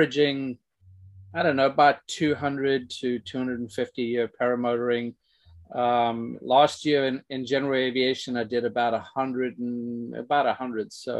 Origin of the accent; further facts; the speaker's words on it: South Africa; now in United States; growing up in South Africa